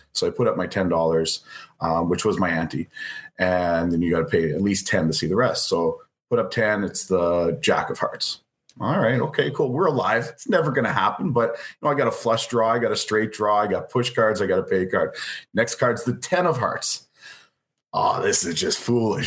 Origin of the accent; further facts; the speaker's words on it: Canada; we're Canadian